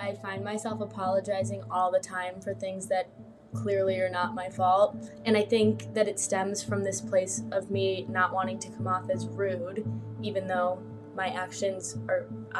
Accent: Detroit, Michigan, United States; I'm from the Metro Detroit area.

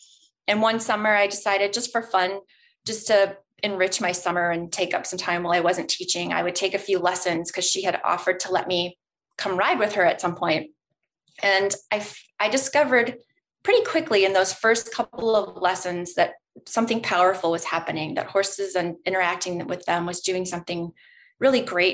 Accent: Nebraska, United States; moved away as an adult; now in Minnesota, United States; I grew up in Nebraska for most of my life, and then I moved to Minnesota for college and ended up staying here

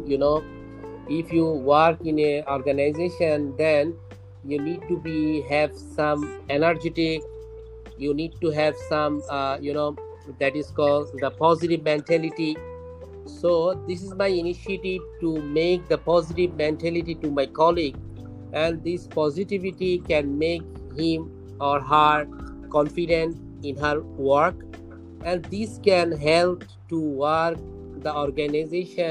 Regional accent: Comilla, Chittagong Division, Bangladesh; I came from Kumilla as a district, my district.

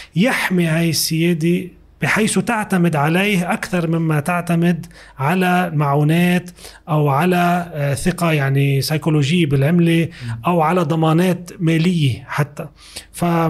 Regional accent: Lebanon; سوريا اللي هي بتحدنا من الشمال ومن الغرب

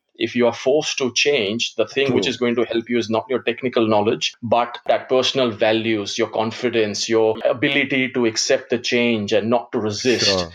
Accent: Gujarat, India; first language Gujarati; English is a second language; moved away as an adult; now in Australia; my background, ethnic background is Indian. I was born in India and I've been in Australia since 99

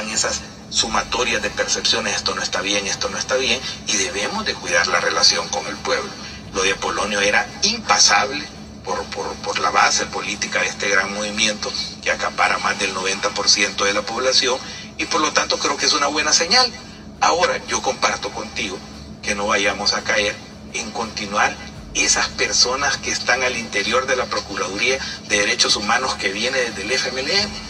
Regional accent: El Salvador; lo voy a decir porque como salvadoreño tengo todo el derecho a expresarme

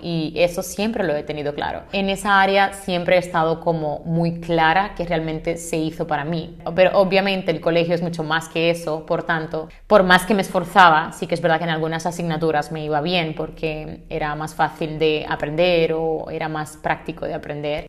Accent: Santiago de los Caballeros, Santiago, Dominican Republic; moved away as an adult; also born or lived in Santo Domingo, Dominican Republic; now in Spain; yo soy de Santiago, de República Dominicana

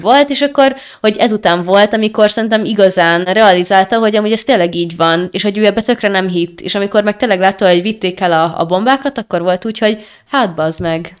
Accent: Hungary; magyarok vagyunk

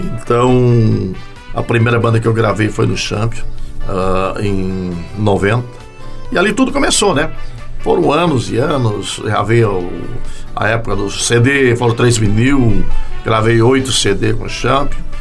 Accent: Tuparendi, Rio Grande do Sul, Brazil; Eu sou daquela região, sou natural de Tuparendi

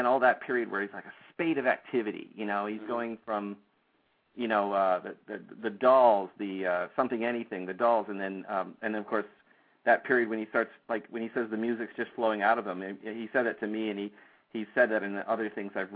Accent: Toronto, Ontario, Canada; moved away; I'm from Toronto, Canada, originally

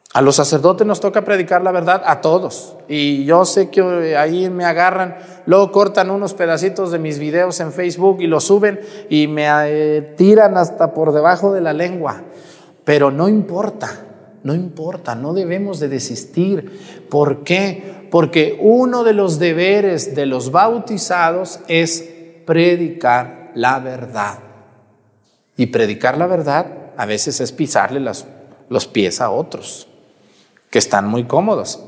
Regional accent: Jalisco, Mexico; moved away; allá en mi tierra de donde yo soy

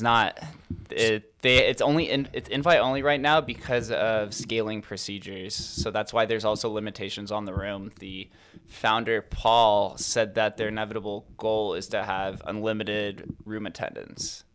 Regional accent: Las Vegas, Nevada, United States; I'm from Vegas.

